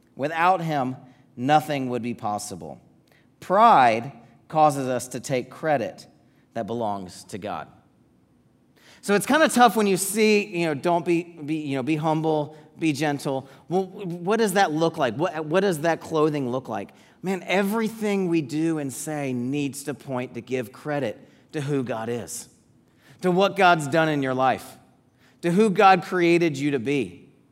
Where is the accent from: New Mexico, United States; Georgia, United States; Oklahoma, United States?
Georgia, United States; Atlanta; moved away as an adult; we grew up in the Atlanta area